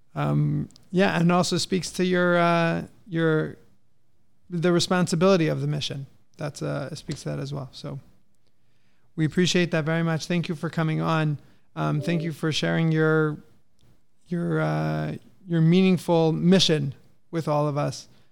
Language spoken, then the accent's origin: English; San Diego, California, United States; we're from California. I grew up in San Diego